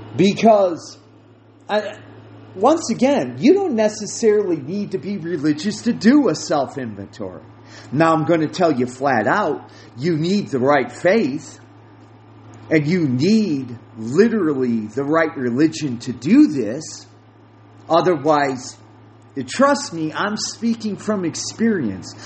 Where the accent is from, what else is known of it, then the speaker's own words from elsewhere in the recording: United States; I speak from an American viewpoint because that is what I know.